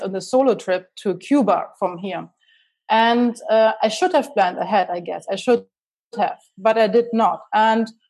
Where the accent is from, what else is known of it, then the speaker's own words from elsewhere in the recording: Munich, Bavaria, Germany; accent: German; English is a second language; moved away as an adult; now in Chicago, United States; I'm originally from Germany, and I'm now living in Chicago, United